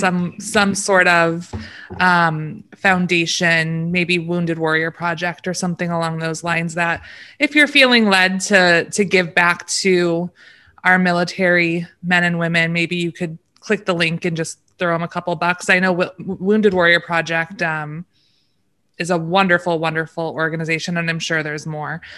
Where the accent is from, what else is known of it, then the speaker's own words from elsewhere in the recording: Michigan, United States; We're from Michigan